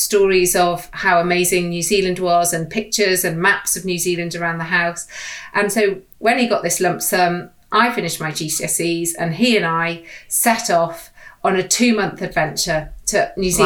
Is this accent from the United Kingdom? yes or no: yes; the Wirral, North West England, United Kingdom; I grew up on the Wirral